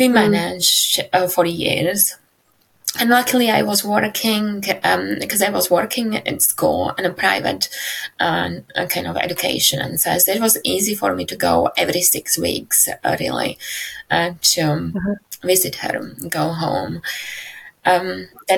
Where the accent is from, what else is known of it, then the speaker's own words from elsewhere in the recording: Slovakia; moved away; I was born in Slovakia. Yeah, my life in Slovakia